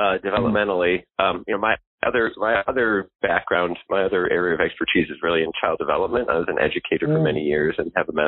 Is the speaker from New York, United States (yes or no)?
no; Detroit, Michigan, United States; I grew up in Detroit